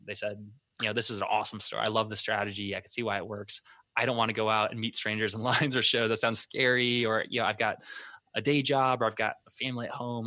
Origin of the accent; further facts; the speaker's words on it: Vermillion, South Dakota, United States; moved away; we grew up in a town called Vermillion, South Dakota.